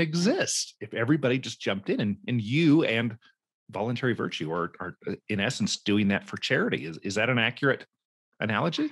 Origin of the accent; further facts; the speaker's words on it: Cumberland Plateau, Tennessee, United States; moved away; my childhood growing up in Tennessee and, uh, up on the Cumberland Plateau in a Mennonite community